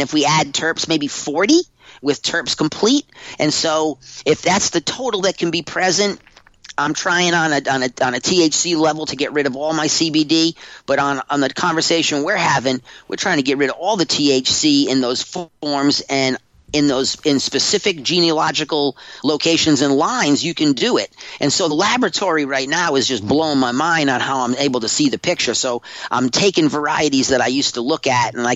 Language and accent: English; Humboldt County, California, United States; I'm from Humboldt County